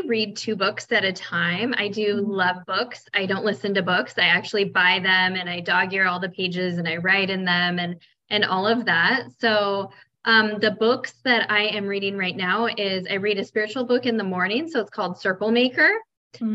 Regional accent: Oregon, United States; moved away as an adult; also born or lived in Colorado; now in Miami Beach, United States; I grew up in Oregon

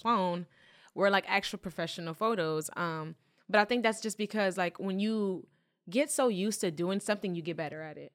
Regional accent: Philadelphia, Pennsylvania, United States; I was born in Philly

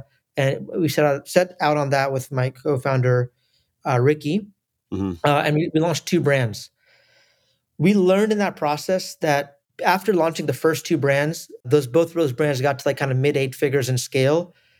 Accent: United States; born there; I was born in the US, but I have family in India, Southeast Asia, the Middle East, a little bit in Europe, and some in America as well.

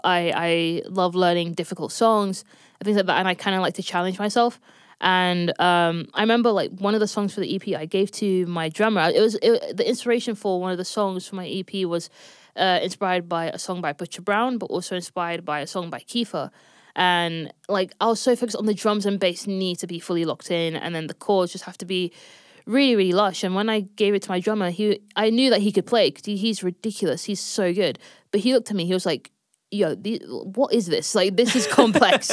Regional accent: London, United Kingdom; born and raised in London, um, specifically North London

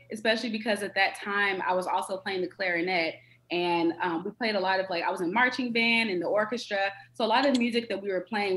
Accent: Atlanta, Georgia, United States; also born or lived in Washington, D.C.; I'm born and raised in Atlanta, between Atlanta and D.C.

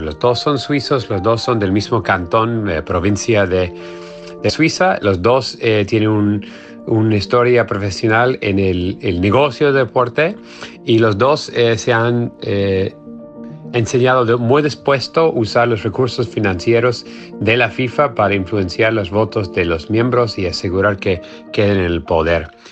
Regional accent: United States; soy periodista norteamericano

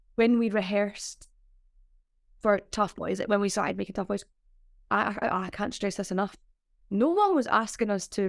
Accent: Glasgow, Scotland, United Kingdom; moved away as an adult; also born or lived in London; I'm from Glasgow as well.

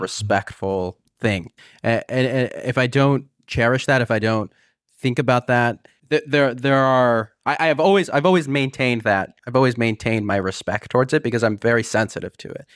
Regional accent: California, United States; moved away as an adult; I was from California

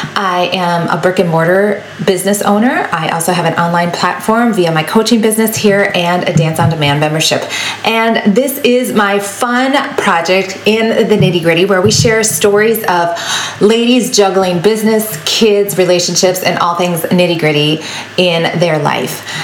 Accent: Wisconsin, United States; I grew up on a dairy farm. And yes, I am from Wisconsin

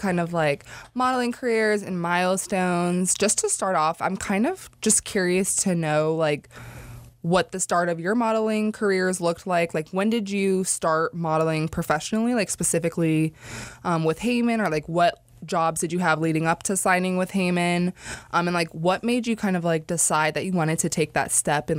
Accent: Cleveland, Ohio, United States; I have to drive back to like my hometown right now. Like, not Cincinnati. I had to drive back to like the Cleveland area, like right after that.

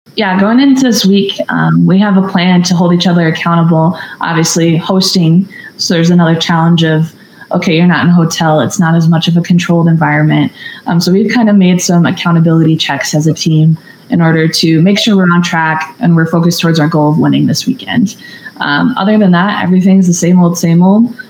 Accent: Minnesota, United States; moved away as an adult; growing up in Minnesota

